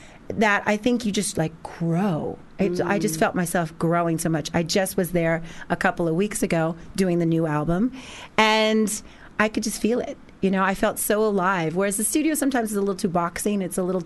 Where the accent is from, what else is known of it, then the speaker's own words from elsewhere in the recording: Los Angeles, California, United States; and I'm from Los Angeles originally